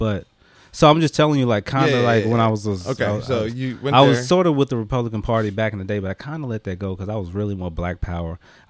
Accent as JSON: {"language": "English", "region": "North Carolina", "country": "United States", "tie": "born or raised there", "said": "North Carolina."}